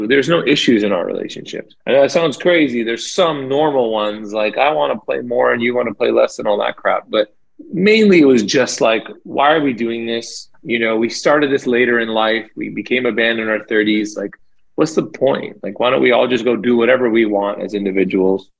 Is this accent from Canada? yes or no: yes; Toronto, Ontario, Canada; growing up in Toronto, there's a huge Jamaican population. So we grew up around a lot of reggae music